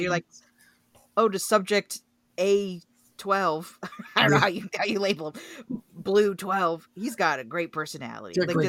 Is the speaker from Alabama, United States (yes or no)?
no; Oregon, United States; growing up in Oregon